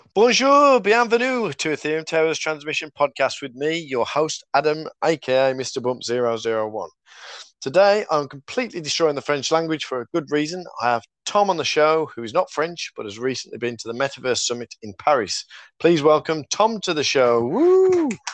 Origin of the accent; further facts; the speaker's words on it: Black Country, West Midlands, United Kingdom; accent: Black Country; my black country accent